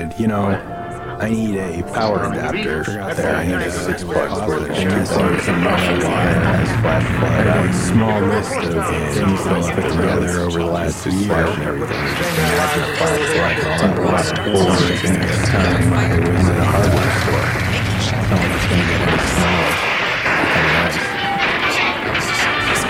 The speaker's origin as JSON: {"language": "English", "town": "Denver", "region": "Colorado", "country": "United States", "tie": "born or raised there", "also_born_or_lived": "Chicago", "moved": "yes", "said": "I grew up in Denver, which is one of the sunniest parts of the country"}